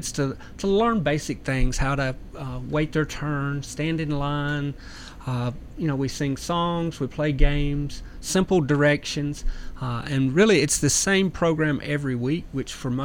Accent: near Memphis, Tennessee, United States; now in Murfreesboro, United States; I grew up near Memphis

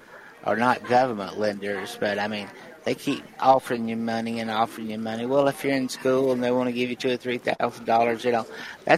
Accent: McMinnville, Tennessee, United States; moved away; I was driving back from McMinnville from a bank meeting down there where I'm from

